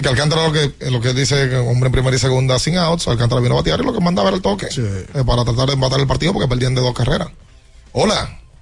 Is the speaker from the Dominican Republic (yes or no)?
yes; Dominican Republic; cómo somos nosotros los dominicanos